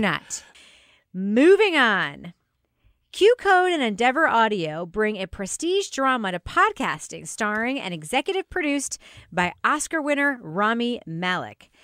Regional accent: Long Island, New York, United States; our shared memories growing up on Long Island

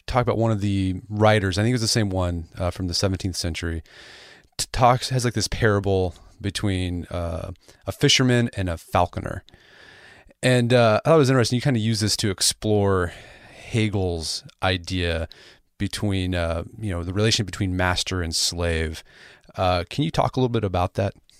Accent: United States; I'm American

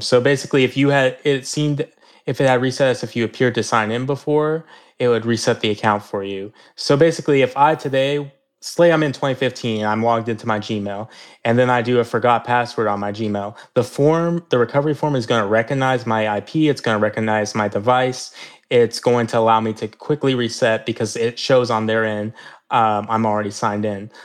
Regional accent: Kansas City, Missouri, United States; I grew up in Kansas City, Missouri

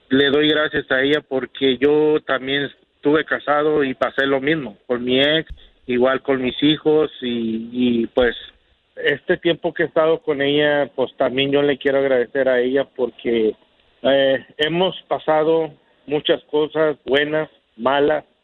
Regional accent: Laredo, Texas, United States; No, yo soy, yo soy de Laredo, Texas.

